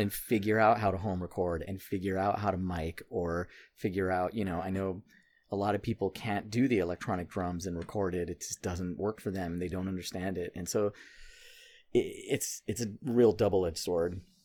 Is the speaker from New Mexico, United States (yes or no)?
yes; Santa Fe, New Mexico, United States; now in New York, United States; I grew up in New Mexico and we actually started the band. Me and Aaron, my bandmate, uh, were both from Santa Fe